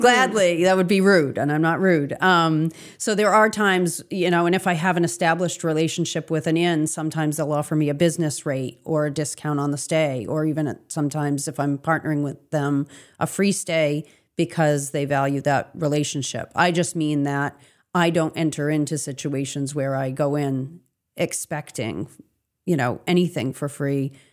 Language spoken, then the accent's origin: English; Augusta, Maine, United States; also born or lived in Lincoln, Maine; I was born and raised in Augusta